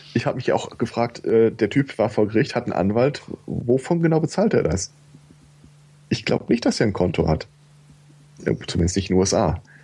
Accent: Germany; Bei uns in Deutschland

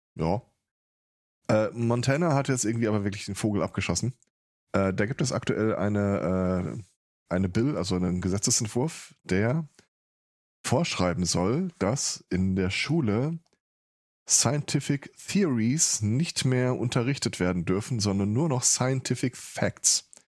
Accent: Ruhr area, North Rhine-Westphalia, Germany; Ich komme aus dem Ruhrpott. Also das ist nochmal eine Schippe obendrauf.

